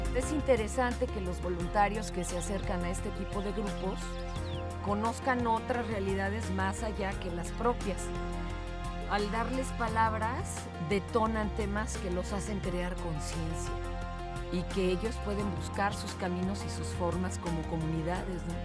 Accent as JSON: {"language": "Spanish", "country": "Mexico"}